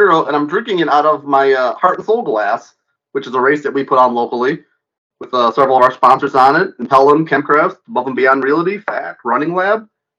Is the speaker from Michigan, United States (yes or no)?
yes; Michigan, United States; I am from Michigan. In Michigan, we always point to our hand where we live.